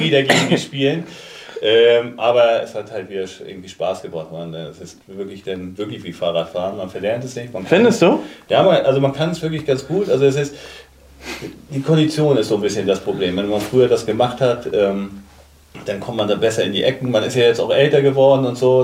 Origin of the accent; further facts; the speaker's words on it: Kiel, Schleswig-Holstein, Germany; also born or lived in Hamburg; mein Elternhaus ist glaube ich 800 Meter vom Holstein Kielplatz entfernt